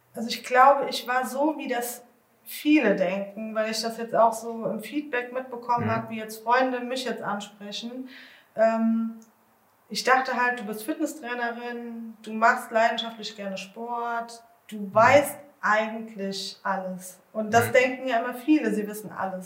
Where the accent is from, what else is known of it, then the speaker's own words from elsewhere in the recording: Bad Marienberg, Rhineland-Palatinate, Germany; ich komme aus Bad Marienberg